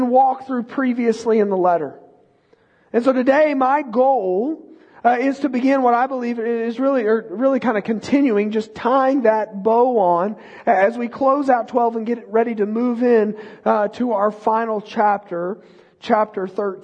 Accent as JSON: {"language": "English", "region": "Texas", "country": "United States", "tie": "born or raised there"}